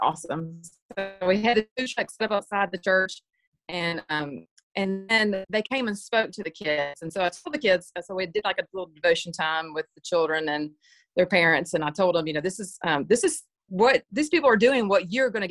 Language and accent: English; Georgia, United States; I'm from Georgia